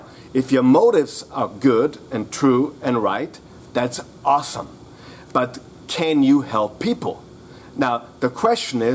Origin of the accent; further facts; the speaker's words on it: Vienna, Austria; I'm actually from Vienna, Austria